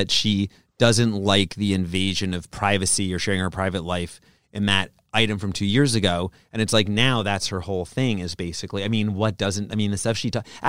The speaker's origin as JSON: {"language": "English", "town": "Brooklyn", "region": "New York", "country": "United States", "said": "I'm from Brooklyn is my response"}